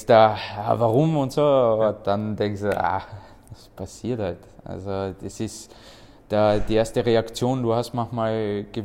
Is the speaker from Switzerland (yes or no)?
no; Austria; Äh ja, meine Familie kommt aus Bosnien. Ich bin hier komplett aufgewachsen in Österreich. Ich habe auch selber die österreichische Mentalität.